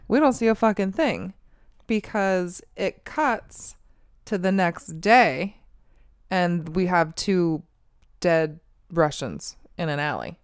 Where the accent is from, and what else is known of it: United States